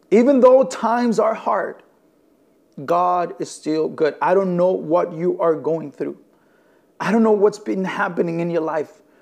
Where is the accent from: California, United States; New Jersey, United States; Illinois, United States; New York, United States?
Illinois, United States; Elgin; I am from Elgin, Illinois. My wife and I, we are the lead pastors uh, of a church plant here in the city of Elgin. We're about 45, 50 minutes west of the city of, of Chicago.